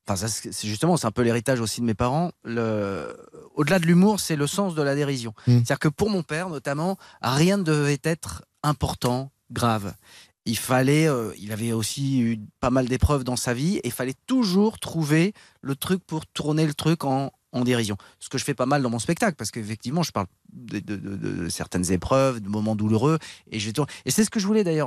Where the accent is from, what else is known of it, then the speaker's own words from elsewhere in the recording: Paris, Île-de-France, France; je, suis né dans le 16e, j'ai grandi dans le 16e, je me suis réinstallé dans le 16e